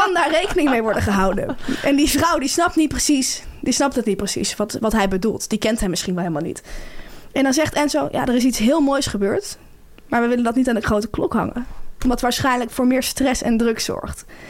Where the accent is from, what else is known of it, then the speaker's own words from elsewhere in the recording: Delft, South Holland, Netherlands; moved away; also born or lived in Amsterdam; Suzanne heeft ook in Delft gewoond, waar ik vandaan kom